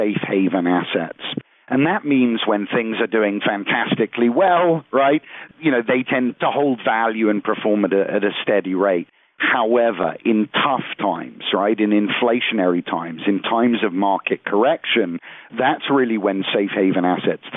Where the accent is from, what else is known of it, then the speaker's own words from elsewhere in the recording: United Kingdom; moved away; I'm originally from the United Kingdom